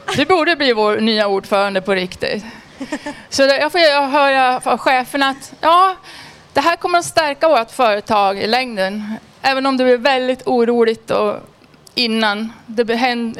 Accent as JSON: {"language": "Swedish", "town": "Edsbyn", "region": "Gävleborg County", "country": "Sweden", "tie": "born or raised there", "moved": "yes", "lives_now": "Stockholm, Sweden", "said": "Jag var med på priden i hemma i Edsbyn, Hälsingland här veckan"}